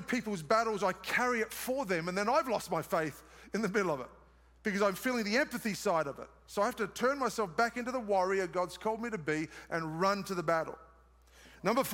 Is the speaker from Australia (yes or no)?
yes; Australia; accent: Australian; moved away; It's my Australian accent